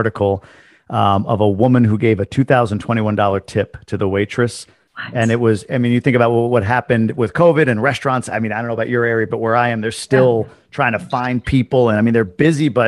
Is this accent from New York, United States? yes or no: yes; New York, United States; I'm a New Yorker